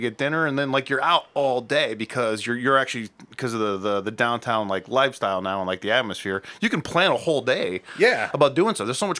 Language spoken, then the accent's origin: English; Akron, Ohio, United States; I grew up in West Akron